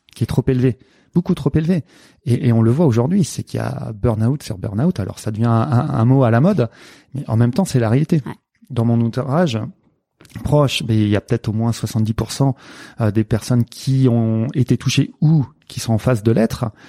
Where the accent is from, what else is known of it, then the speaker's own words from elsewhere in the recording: Nantes, Pays de la Loire, France; je suis né à Nantes